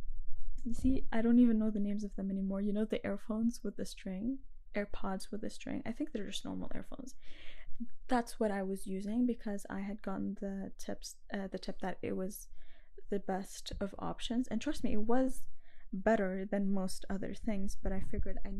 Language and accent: English; Lebanon; moved away; I'm from Lebanon